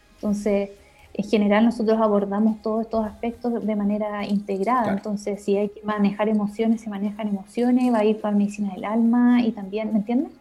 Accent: Concepción, Biobío, Chile; Yo soy de Conce

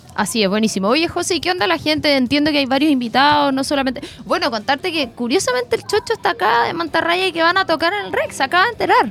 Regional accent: Concepción, Biobío, Chile; así como full penquista

